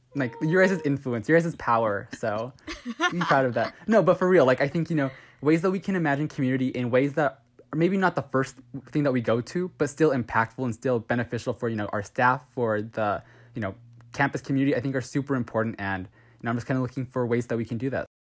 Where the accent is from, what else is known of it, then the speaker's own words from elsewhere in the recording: Southern California, United States; I'm from SoCal, I'm like an hour east of L A.